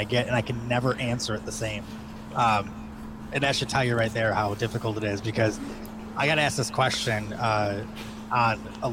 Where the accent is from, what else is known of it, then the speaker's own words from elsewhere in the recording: Detroit, Michigan, United States; I'm from Detroit. Like we have the rudest people in the world here on the freeways